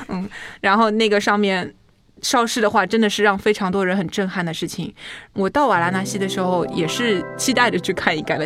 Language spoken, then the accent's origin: Chinese; Henan, China; accent: Henan; 我的那个河南口音又出来了